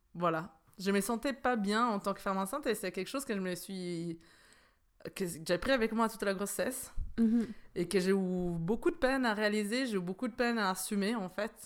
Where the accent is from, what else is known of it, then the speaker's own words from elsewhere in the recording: Italy; now in Switzerland; je suis italienne